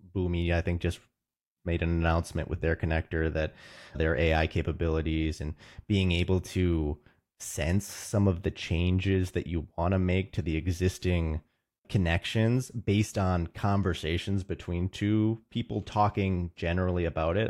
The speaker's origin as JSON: {"language": "English", "town": "Roseville", "region": "Minnesota", "country": "United States", "tie": "born or raised there", "said": "I'm from Roseville, Minnesota. My family's actually from the East Coast, but I've grown up in the Midwest, so definitely a Midwest boy"}